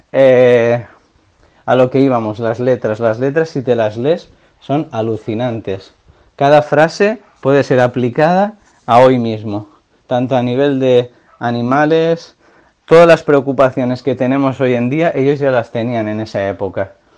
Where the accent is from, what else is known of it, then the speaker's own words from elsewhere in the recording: a town near the Pyrenees border, Catalonia, Spain; mi pueblo, pucharda un pueblo cerca de la frontera de los Pirineos